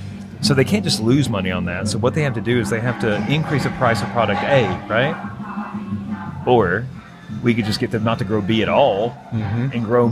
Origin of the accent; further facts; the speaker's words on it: Virginia, United States; I come from Southwest Virginia. Not West Virginia, but Southern Western Virginia. In a little county called Lee County. It's actually the poorest county in Virginia. I come from tobacco farmers and coal miners.